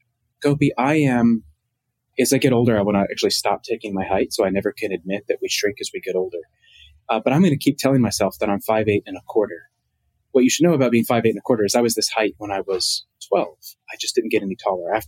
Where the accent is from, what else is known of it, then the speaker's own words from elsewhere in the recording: Martinsville, Virginia, United States; I'm from a small town called Martinsville, Virginia.